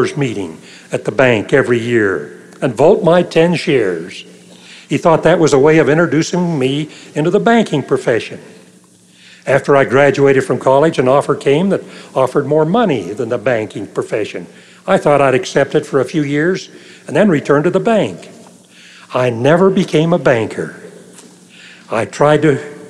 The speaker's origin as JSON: {"language": "English", "town": "Logan", "region": "Utah", "country": "United States", "tie": "born or raised there", "moved": "yes", "said": "Logan, my hometown"}